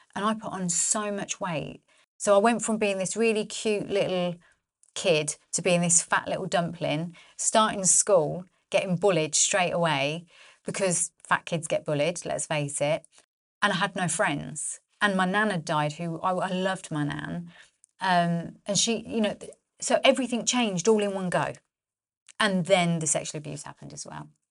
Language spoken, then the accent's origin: English; Northampton, East Midlands, United Kingdom; born or raised there